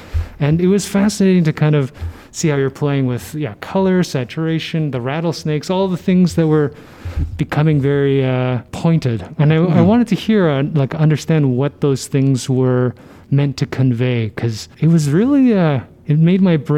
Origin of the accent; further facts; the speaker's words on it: Toronto, Ontario, Canada; I'm from Toronto. I live in an urban city